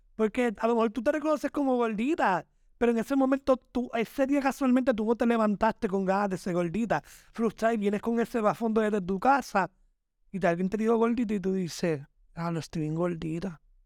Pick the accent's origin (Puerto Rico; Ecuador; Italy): Puerto Rico; Yo simplemente soy un trabajador puertorriqueño